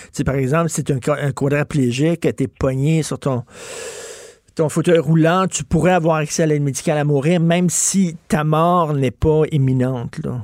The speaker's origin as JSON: {"language": "French", "town": "Montreal", "region": "Quebec", "country": "Canada", "tie": "born or raised there", "said": "j'ai grandi à Verdun, près de Pointe-Saint-Charles"}